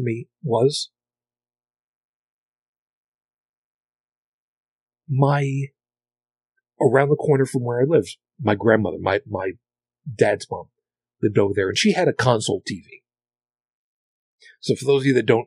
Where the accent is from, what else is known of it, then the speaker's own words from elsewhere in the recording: outside of New York City, United States; I grew up outside of New York City, so through the 70s, through the 80s